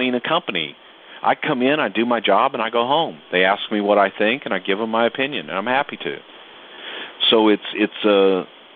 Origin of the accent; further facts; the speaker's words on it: the South, United States; Growing up in the South